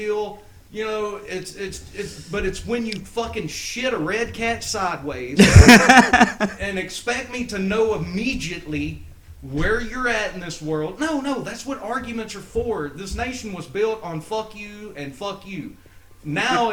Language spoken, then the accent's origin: English; Texas, United States; I'm from Texas